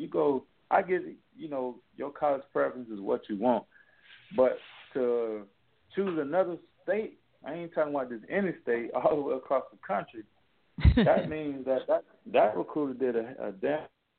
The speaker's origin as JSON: {"language": "English", "region": "South Florida", "country": "United States", "said": "I'm from South Florida."}